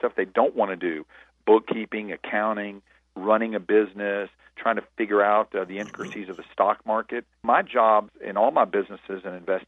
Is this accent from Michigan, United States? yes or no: no; Nashville, Tennessee, United States; I was a busboy from Nashville, Tennessee